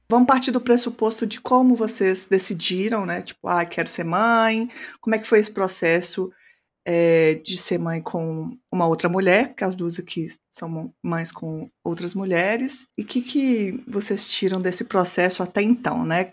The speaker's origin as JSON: {"language": "Portuguese", "region": "Minas Gerais", "country": "Brazil", "said": "eu sou do Sudeste, mas eu sou do melhor do Sudeste, que é Minas"}